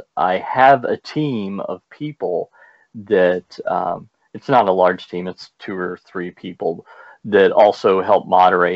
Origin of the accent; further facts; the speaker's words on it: Louisville, Kentucky, United States; The largest city in Kentucky is Louisville, which is where I'm from. That's why I pronounce it that way